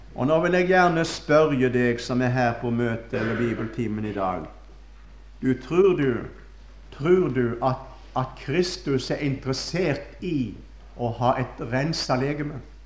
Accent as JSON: {"language": "Norwegian", "town": "Førde", "region": "Vestland", "country": "Norway", "moved": "yes", "said": "Da var jeg hjemme i Førde"}